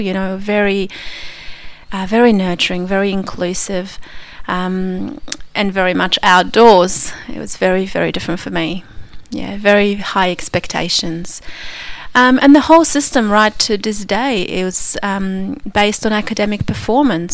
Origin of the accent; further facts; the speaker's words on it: Krakow, Lesser Poland, Poland; moved away; my hometown, Krakow